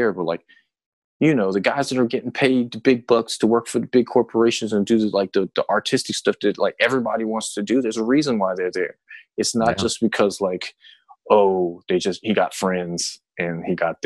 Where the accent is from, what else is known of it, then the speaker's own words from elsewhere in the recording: United States; American born Korean person